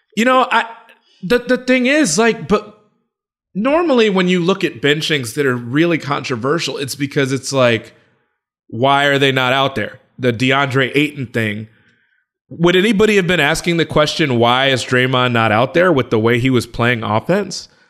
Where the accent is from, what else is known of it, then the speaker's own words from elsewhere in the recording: Chicago, Illinois, United States; I'm from Chicago and I'm, I'm thirty-five